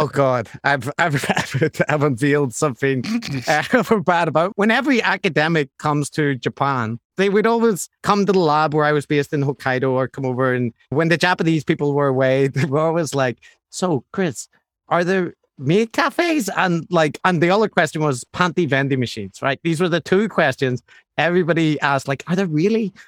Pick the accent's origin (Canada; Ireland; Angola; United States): Ireland; I'm Irish